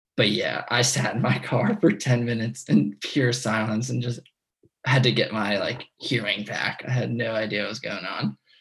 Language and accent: English; New York, United States; growing up in New York